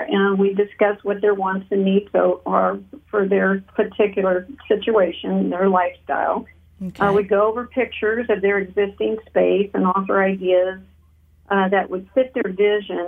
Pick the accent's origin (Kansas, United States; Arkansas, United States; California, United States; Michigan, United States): California, United States; Taft; I am a native of Kern County, born and raised in Taft